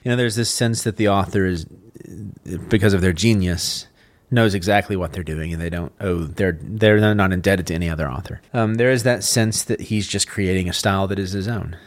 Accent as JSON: {"language": "English", "region": "Texas", "country": "United States", "said": "I'm from Texas"}